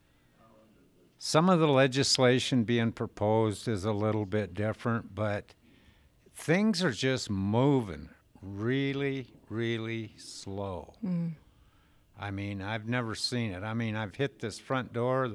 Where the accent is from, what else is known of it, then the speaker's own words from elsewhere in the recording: Colstrip, Montana, United States; I'm from Colstrip, Montana.